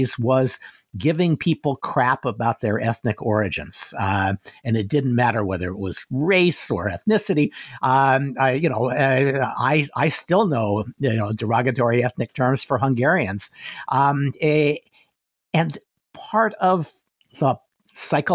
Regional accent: outside of Detroit, Michigan, United States; I grew up outside of Detroit

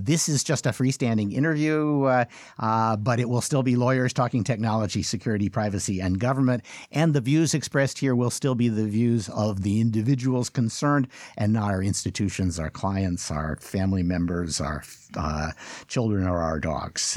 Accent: United States; as an American

